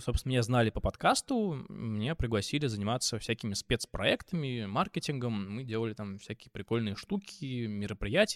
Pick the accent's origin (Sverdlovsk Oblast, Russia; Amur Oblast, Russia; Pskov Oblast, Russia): Pskov Oblast, Russia; Pskov; moved away as an adult; also born or lived in Moscow; now in Georgia; вернулся в свой родной город Псков